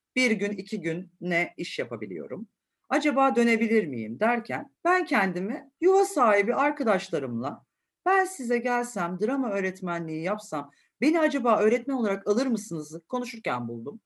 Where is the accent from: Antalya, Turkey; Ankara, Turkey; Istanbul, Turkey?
Istanbul, Turkey; çocukluğumun çoğu bölümünü de Acıbadem'de geçirdim.